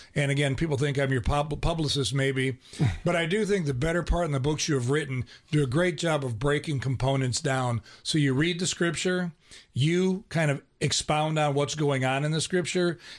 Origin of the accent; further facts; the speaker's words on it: Ohio, United States; I grew up in Ohio.